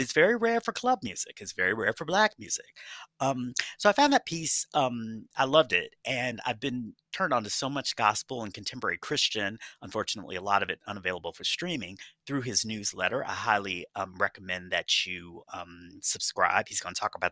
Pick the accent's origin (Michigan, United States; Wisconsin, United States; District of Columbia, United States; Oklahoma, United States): District of Columbia, United States; Washington; my hometown, the most chocolatest of cities. Well, at least back then, things have changed. Things unchanged. Washington, D.C.